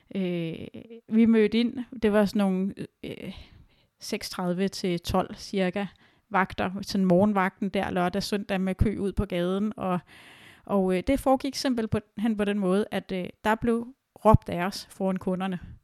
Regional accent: Denmark

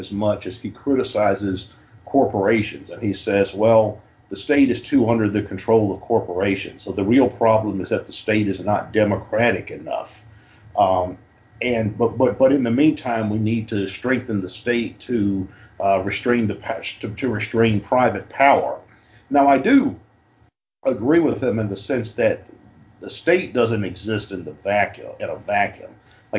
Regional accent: United States; I'm an American and I live in this large state that's a continent-wide

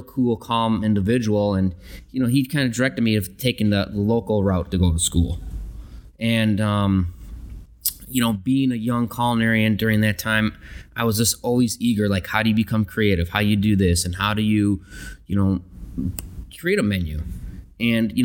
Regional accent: Chicago, Illinois, United States; moved away; I'm originally from Chicago. Grew up in a big Italian family

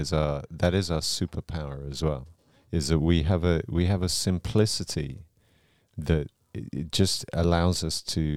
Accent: United Kingdom

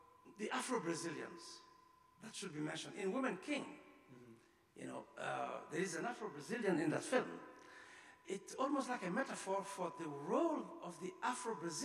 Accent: Mali; from Mali

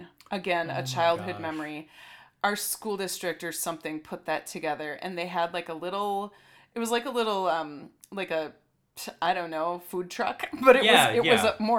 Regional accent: Stillwater, Minnesota, United States; growing up in Stillwater and being back here now

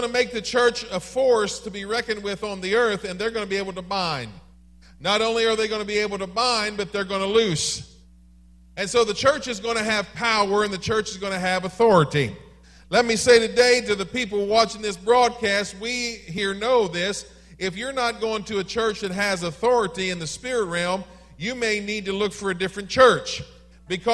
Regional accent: Maryland, United States; I am from Maryland

